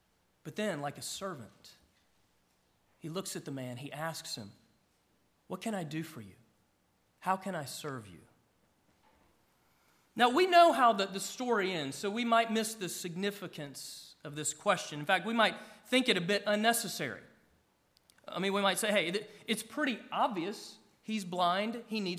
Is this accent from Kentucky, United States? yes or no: no; Gainesville, Georgia, United States; I grew up about an hour northeast of Atlanta, small city, Gainesville, Georgia. It would be like referring to me from my hometown. … from Gainesville.